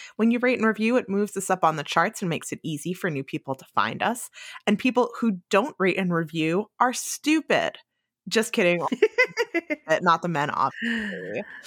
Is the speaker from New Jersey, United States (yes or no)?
yes; New Jersey, United States; moved away as an adult; also born or lived in New York State; having grown up in New Jersey